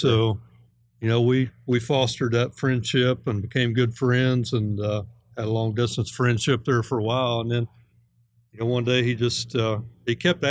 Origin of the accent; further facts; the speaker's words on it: Southern Ohio, United States; moved away as an adult; now in Texas, United States; I'm originally from Southern Ohio. Worked there, born and raised there in Southern Ohio.